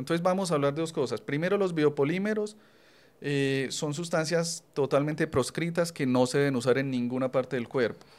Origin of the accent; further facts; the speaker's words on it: Colombia; now in Medellín, Colombia; así somos los colombianos